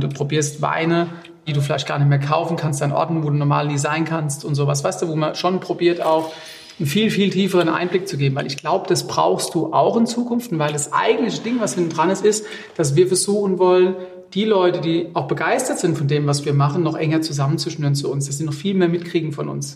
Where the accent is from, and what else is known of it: Rheinhessen, Rhineland-Palatinate, Germany